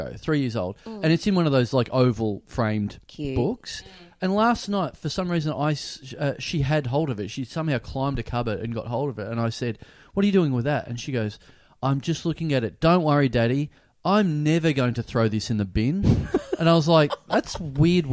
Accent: country town past Ballarat, Victoria, Australia; now in Melbourne, Australia; I come from a country town

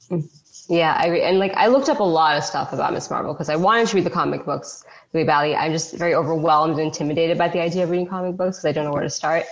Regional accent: United States; also born or lived in Pakistan; I grew up in that tri-state oh, area

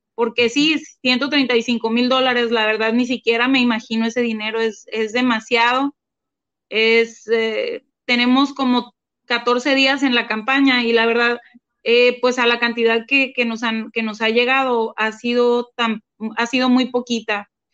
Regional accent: Mátape, Sonora, Mexico; now in Hermosillo, Mexico; un pueblo del que yo soy, eh, pero no, no, no había vivido allá desde hace como 25 años, es de un pueblo que se llama Matape

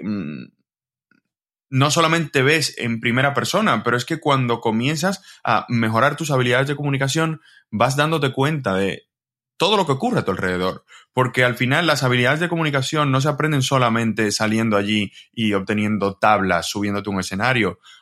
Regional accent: Dominican Republic; moved away as an adult; now in Spain; yo soy de República Dominicana

